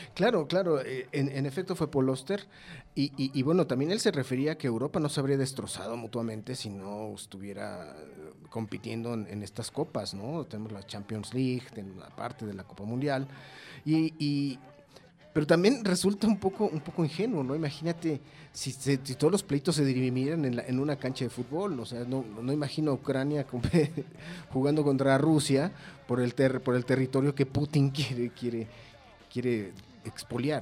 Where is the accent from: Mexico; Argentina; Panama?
Mexico; nosotros como mexicanos